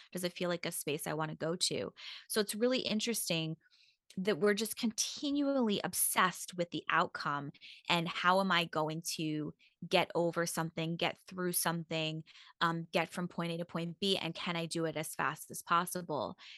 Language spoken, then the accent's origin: English; Long Island, New York, United States; I grew up in New York and, um, on Long Island